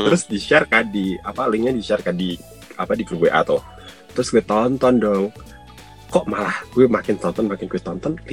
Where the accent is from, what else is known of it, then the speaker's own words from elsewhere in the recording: Central Java, Indonesia; Gue kan Jawa Tengah, dia Jawa Timur.